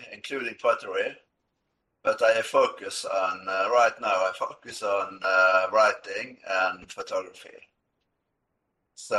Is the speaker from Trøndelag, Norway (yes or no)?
no; Askøy, Vestland, Norway; I grew up here in Askøy, outside Bergen, in western Norway, and I pretty much stay here